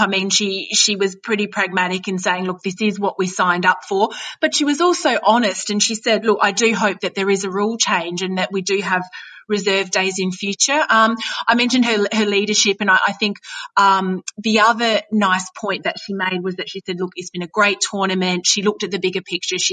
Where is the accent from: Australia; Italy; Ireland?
Australia; accent: Australian